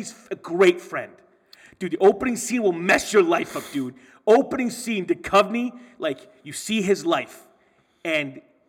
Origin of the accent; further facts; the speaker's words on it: Flint, Michigan, United States; I grew up in Flint.